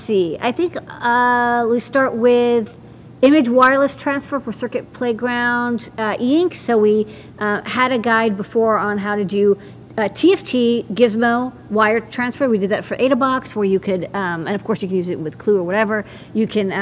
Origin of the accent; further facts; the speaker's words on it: Massachusetts, United States; I'm from Massachusetts